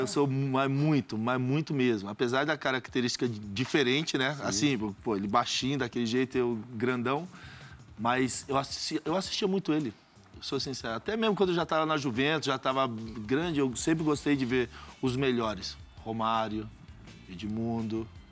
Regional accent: Brazil; Sou brasileiro

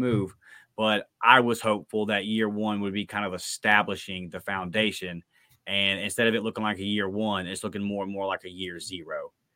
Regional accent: Brewton, Alabama, United States; I'm from Bruton

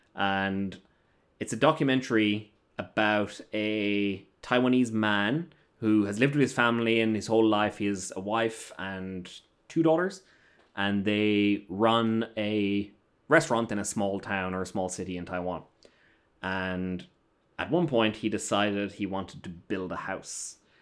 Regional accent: Ireland; moved away; I'm an Irish gentleman.

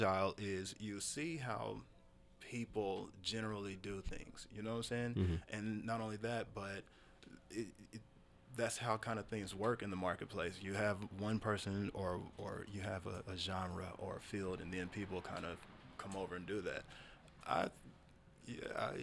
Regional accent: United States; as an American

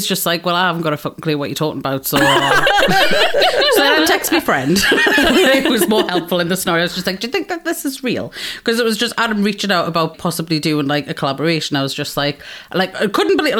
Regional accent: Geordie, North East England, United Kingdom

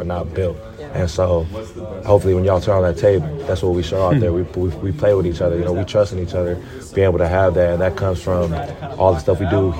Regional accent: Federal Way, Washington, United States; back home, Federal Way, 253, but just Washington State in general.

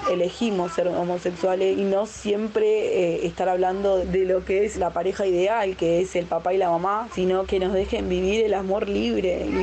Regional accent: Buenos Aires, Argentina; soy vecina de la Villa 2124.

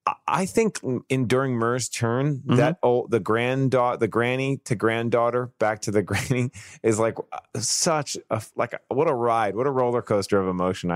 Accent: New York City, New York, United States; accent: Staten Island; I grew up in Staten Island, I know all these Italian things

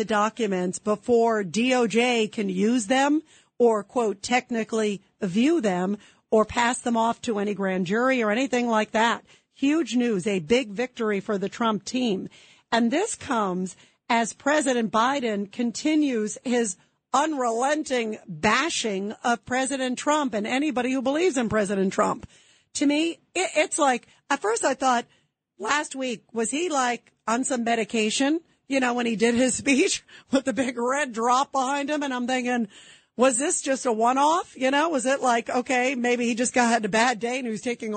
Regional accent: New York City, New York, United States; also born or lived in South Carolina; I was born in Brooklyn, but I went to University of South Carolina

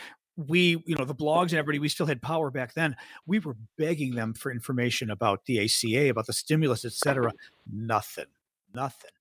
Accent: Illinois, United States; I'm from Illinois

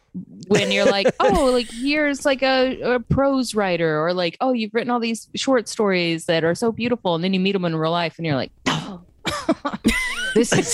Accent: Little River-Academy, Texas, United States; moved away; Little River. I'm from like rural Texas.

